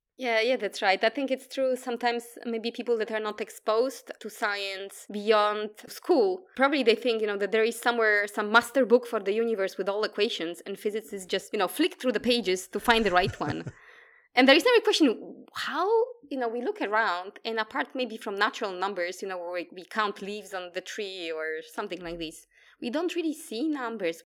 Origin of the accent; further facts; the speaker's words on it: Poland; English is a second language; moved away as an adult; now in Australia; I come from Poland. That's, uh, where the accent is from as well